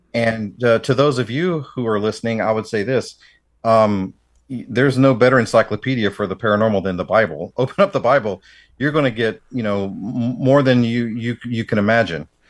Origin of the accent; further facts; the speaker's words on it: Tennessee, United States; growing up in the South myself